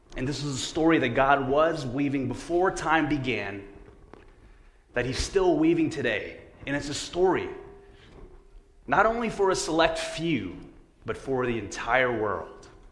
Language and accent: English; São Paulo, Brazil; moved away; Growing up in a small town of the state of Sao Paulo in Brazil